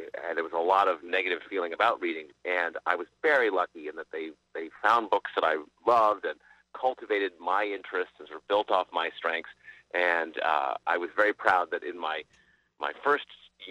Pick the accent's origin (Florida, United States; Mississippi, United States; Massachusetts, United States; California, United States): Massachusetts, United States; Brookline; I grew up in Brookline, Massachusetts, at Chestnut Hill